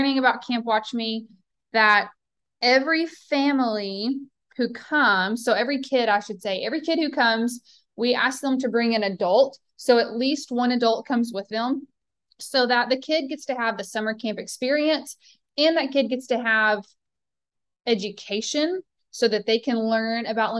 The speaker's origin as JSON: {"language": "English", "region": "Southern United States", "country": "United States", "accent": "Southern", "said": "my Southern accent"}